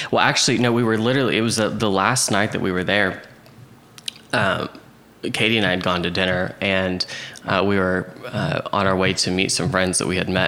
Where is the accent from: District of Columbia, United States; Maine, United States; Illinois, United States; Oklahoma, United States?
Oklahoma, United States; Oklahoma City; Yep, Oklahoma City. You're Southwest Oklahoma City, and okay. then I uh, went